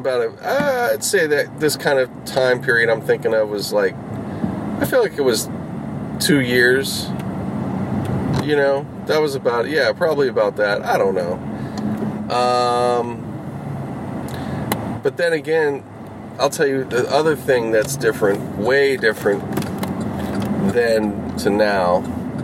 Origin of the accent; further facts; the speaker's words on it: Pittsburgh, Pennsylvania, United States; I grew up in Pittsburgh